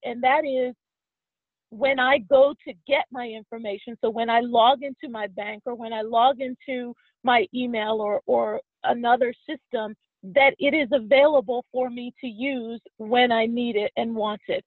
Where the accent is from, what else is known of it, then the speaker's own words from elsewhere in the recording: Pittsburgh, Pennsylvania, United States; moved away as an adult; now in Washington, D.C., United States; I was raised in Pittsburgh, and I'm a proud Steelers fan